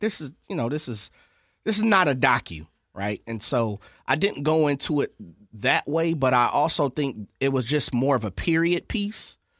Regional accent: Sacramento, California, United States; born and raised in South Sacramento, that you know, once I left off to college, I would never move back.

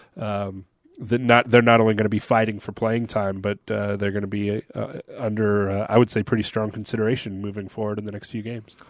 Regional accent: Seattle, Washington, United States; moved away as an adult; now in Salt Lake City, United States; Seattle, which is my hometown

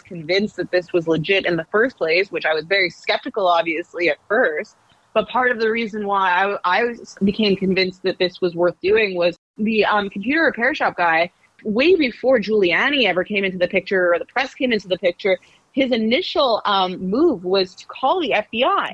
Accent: Canada; moved away as an adult; now in New York City, United States; I'm from Canada. Um, I'm not from the US

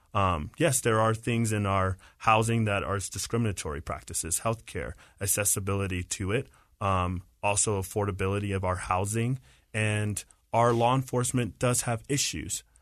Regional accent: Marietta, Georgia, United States; now in Utah, United States; I grew up in Marietta, Georgia

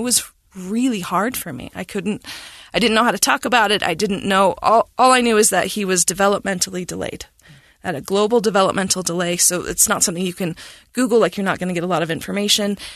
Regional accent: Cache Valley, Utah, United States; I was born in Cache Valley, and, um, we moved around a bit, and as my dad, uh, rejoined the Army. And so when I was seven, we ended up back in Cache Valley, and, um, I went to school there

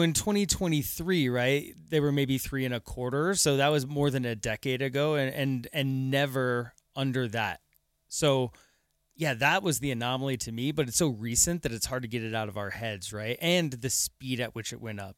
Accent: Aurora, Colorado, United States; moved away as an adult; also born or lived in Lakewood, Colorado; I'm a, I'm a native. Uh, I grew up, actually, I grew up out in Aurora

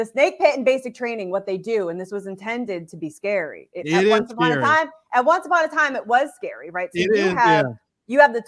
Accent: the North, United States; I'm from the North

